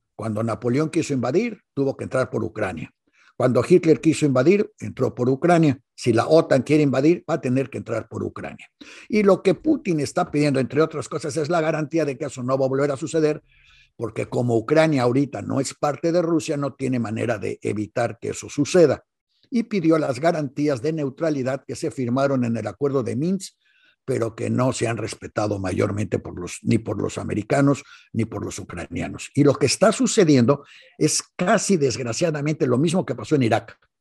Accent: Mexico; como buenos mexicanos

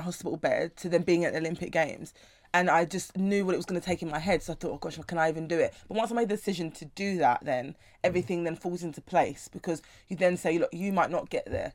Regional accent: London, United Kingdom; I was I was raised, born and raised in South London my whole life

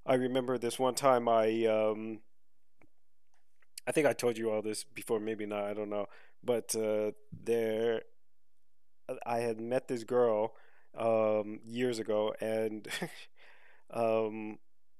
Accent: United States; I'm like, America

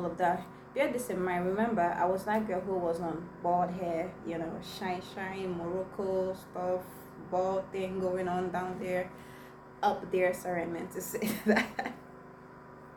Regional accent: Igbo village, Igboland, Nigeria; first language Igbo; English is a second language; I was just coming out from the village and my first language was Igbo

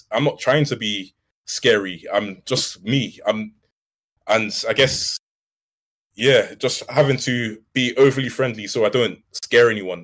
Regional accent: London, United Kingdom; I come from South London, and I'm Nigerian as well

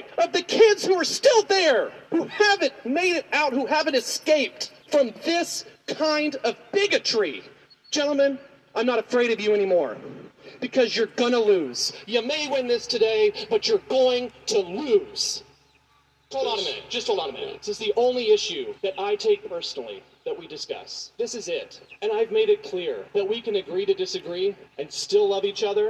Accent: Hickory County, Missouri, United States; moved away; I grew up in Hickory County, Missouri. I grew up in a school district that would vote tomorrow to put this in place.

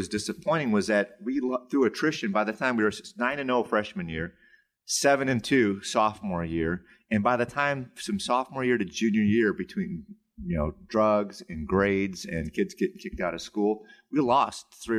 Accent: North Chicago, Illinois, United States; That's where I grew up. These were my brothers, man. I grew up on Argonne Drive, and we played ball together.

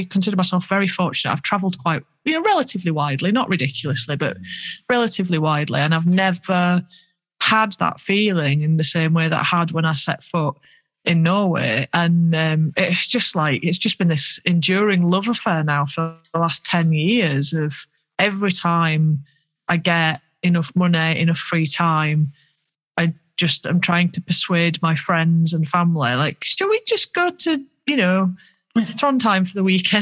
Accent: Yorkshire and the Humber, United Kingdom; accent: Yorkshire; because of my Yorkshire accent

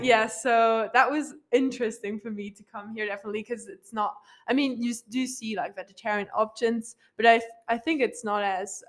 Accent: Luxembourg; English is a second language; moved away as an adult; now in Flagstaff, United States

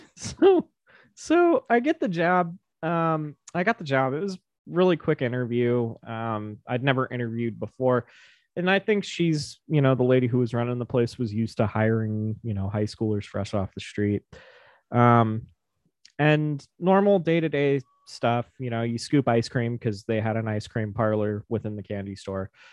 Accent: Silver City, Nevada, United States; I grew up in Silver City, which is just a couple miles down the road from Virginia City

